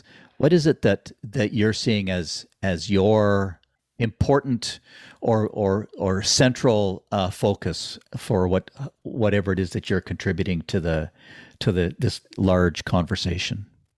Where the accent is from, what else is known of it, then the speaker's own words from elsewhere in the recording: Ottawa, Ontario, Canada; I grew up in Ottawa, about as white bread a community as you could find in North America.